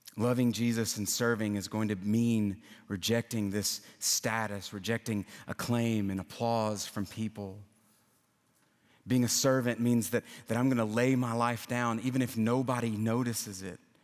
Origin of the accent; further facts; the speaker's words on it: Louisiana, United States; now in Nashville, United States; I'm from Louisiana